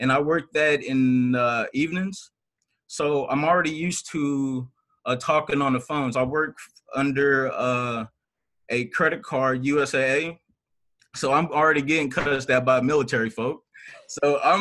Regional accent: Louisville, Kentucky, United States; also born or lived in Washington, D.C.; I was born in Washington, D.C., but I was raised in Louisville, Kentucky

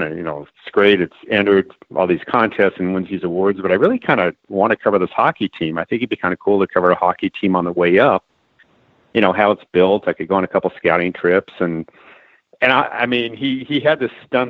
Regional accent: Los Angeles, California, United States; moved away as an adult; also born or lived in San Francisco; now in Atlanta, United States; I originally from Los Angeles, worked in San Francisco

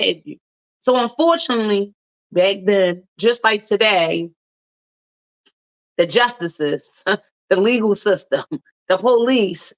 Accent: Baltimore, Maryland, United States; I'm from Baltimore

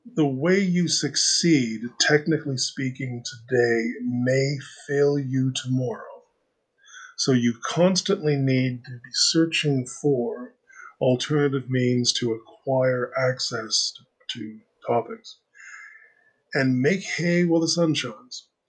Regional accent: Canada; I am a Canadian liberal

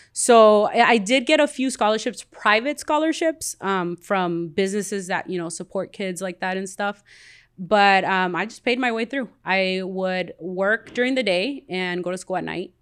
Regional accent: Compton, California, United States; also born or lived in Guatemala / Wilmington, California; I grew up here in Compton

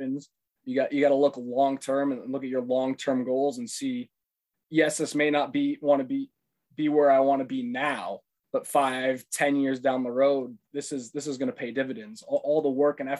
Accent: Susquehanna County, Pennsylvania, United States; moved away as an adult; also born or lived in Ohio; I was born and raised in Susquehanna County, Pennsylvania, the same place you were

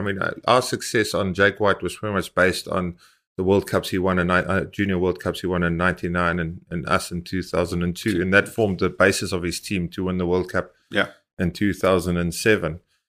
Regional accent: South Africa; You know, all of a sudden, we as South African build up a resilience and a reputation.

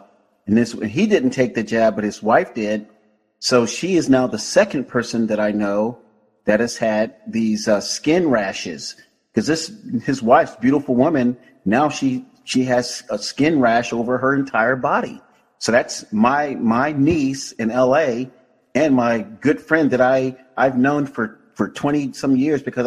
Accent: Florida, United States; now in California, United States; my home state.

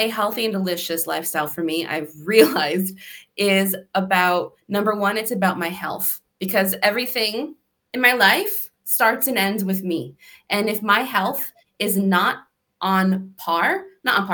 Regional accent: Connecticut, United States; I'm from Connecticut

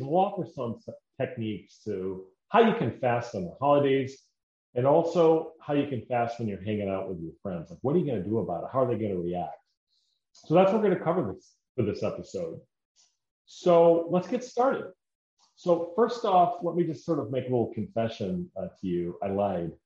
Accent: Decorah, Iowa, United States; moved away; my hometown is Decorah

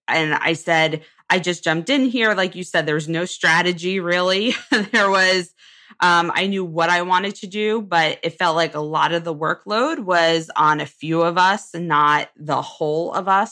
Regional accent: Jersey Shore, New Jersey, United States; I actually grew up in a small Jersey Shore town

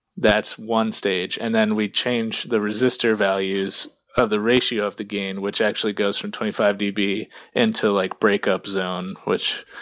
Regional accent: around New York City, New Jersey, United States; moved away as an adult; now in Rochester, United States; I grew up like right around New York City, for like first 20 years of my life

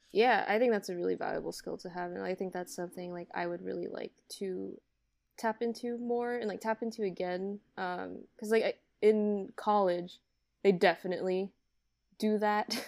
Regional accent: Hawaii, United States; now in Los Angeles, United States; I'm from Hawaii

